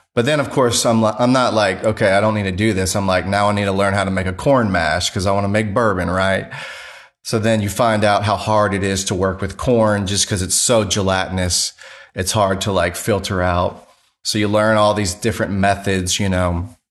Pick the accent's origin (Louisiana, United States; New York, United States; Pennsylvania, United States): Louisiana, United States; now in Greenville, United States; I'm from Louisiana